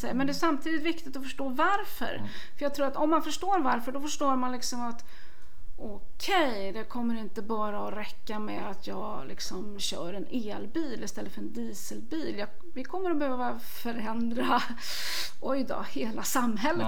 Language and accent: Swedish; Värmland, Sweden; jag kommer ju från Värmland